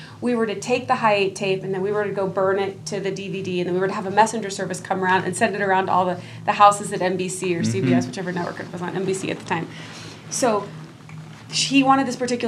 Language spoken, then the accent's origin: English; Dallas, Texas, United States; moved away; I grew up in Dallas, like right off in North Dallas